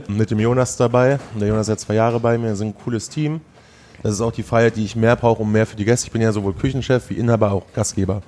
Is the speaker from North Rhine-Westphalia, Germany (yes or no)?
yes; Sauerland, North Rhine-Westphalia, Germany; also born or lived in Hesse; now in Düsseldorf, Germany; ich bin Sauerländer, in Hessen geboren